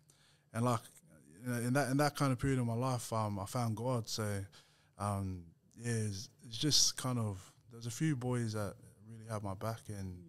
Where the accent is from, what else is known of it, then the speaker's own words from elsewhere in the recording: Sydney, New South Wales, Australia; also born or lived in Nepean; Born and bred in Mount Druitt, so I'm a Mountie boy at heart.